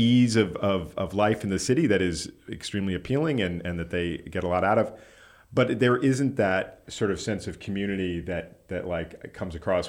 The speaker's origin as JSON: {"language": "English", "town": "New York City", "region": "New York", "country": "United States", "tie": "born or raised there", "said": "my childhood as growing up in New York City about, you know, a generation after him"}